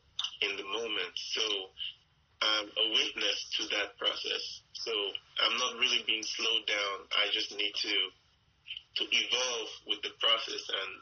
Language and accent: English; Nigeria; I am from Nigeria. So I belong to the tribe of the Great Benin Empire. And we are now a minority tribe in Nigeria